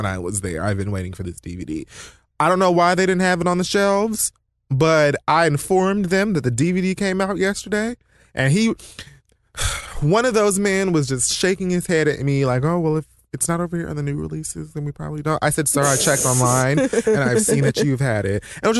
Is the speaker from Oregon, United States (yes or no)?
yes; Oregon, United States; Also, being that I'm from Oregon, I didn't know people were from there